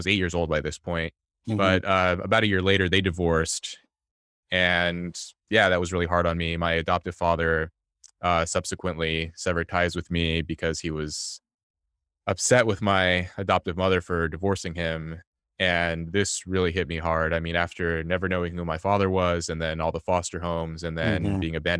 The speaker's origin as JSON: {"language": "English", "town": "Los Angeles", "region": "California", "country": "United States", "tie": "born or raised there", "said": "I was born in Los Angeles into poverty to my mother, who was an immigrant from South Korea."}